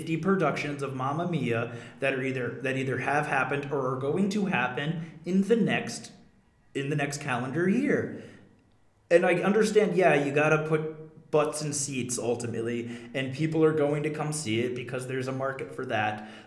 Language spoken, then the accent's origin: English; New Hampshire, United States; my home state